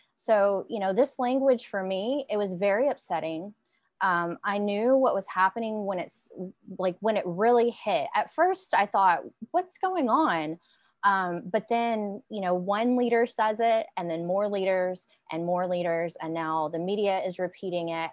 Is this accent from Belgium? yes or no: no; Arkansas, United States; also born or lived in Korea; I've lived in Arkansas pretty much my entire life